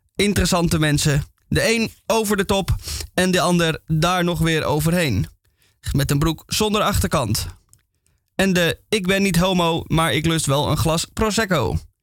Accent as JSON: {"language": "Dutch", "town": "Amsterdam", "region": "North Holland", "country": "Netherlands", "accent": "Amsterdam", "said": "Ik ben Amsterdammer, zoals je af en toe aan mijn accent kan horen"}